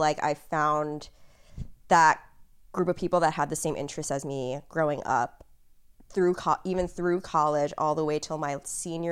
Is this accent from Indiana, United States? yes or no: no; New York City, New York, United States; I grew up in Brooklyn, heavily Asian dominated neighborhood